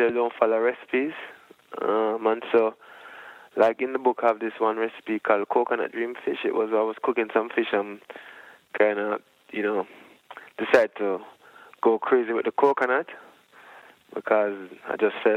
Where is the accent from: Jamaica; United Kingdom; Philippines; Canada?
Jamaica; For us growing up in Jamaica, we never really go to doctors that much when we were sick as children